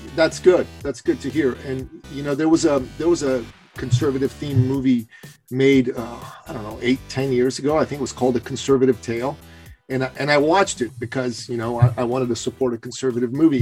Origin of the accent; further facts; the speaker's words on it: Iran; moved away; I'm from Iran